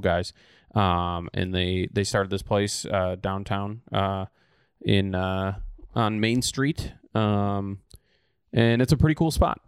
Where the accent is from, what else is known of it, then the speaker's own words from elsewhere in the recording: Oshkosh, Wisconsin, United States; moved away; Oshkosh, Wisconsin, so my hometown